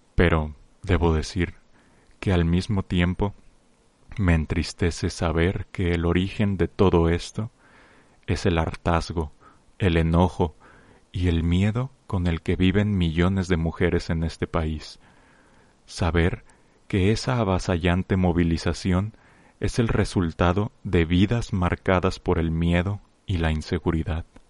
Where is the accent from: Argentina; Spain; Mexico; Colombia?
Mexico; como miembros de una gran nación, como mexicanos que somos